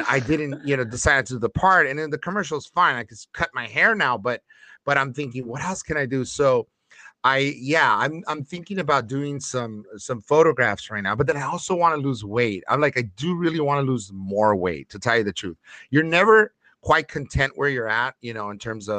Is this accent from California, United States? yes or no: yes; Los Angeles, California, United States; my stomping grounds back when I grew up in Lincoln Heights by Dodger Stadium